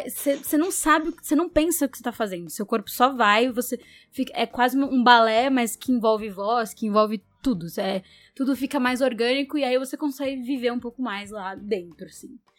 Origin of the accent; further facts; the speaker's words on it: Brazil; a gente é brasileiro, né?